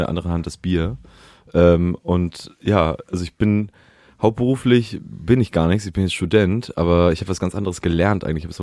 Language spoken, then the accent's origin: German; Hamburg, Germany; Aufgewachsen in Hamburg, ja. Auf, am Stadtrand. Also eigentlich noch Schleswig, eigentlich bin ich Schleswig-Holsteiner.